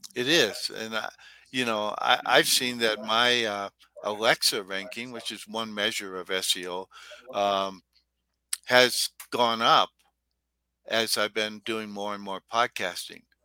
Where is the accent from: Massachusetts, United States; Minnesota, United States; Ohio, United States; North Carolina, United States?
Minnesota, United States; I was from Minnesota.